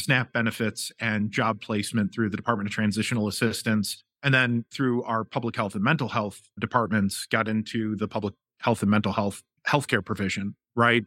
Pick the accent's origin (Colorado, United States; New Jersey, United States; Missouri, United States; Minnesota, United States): Missouri, United States; St. Louis; moved away as an adult; also born or lived in Boston; now in Philadelphia, United States; I'm actually from Saint Louis